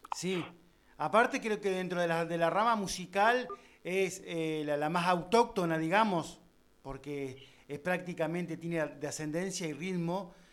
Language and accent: Spanish; Gaboto, Santa Fe, Argentina; Yo soy gabotero, nacido y criado en Gaboto.